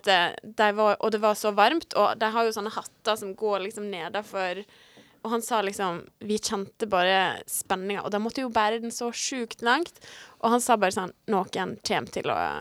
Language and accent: Norwegian; Sunnmøre, Møre og Romsdal, Norway; på Sunnmøre, altså i Møre og Romsdal, som er litt lenger nord der vi kommer fra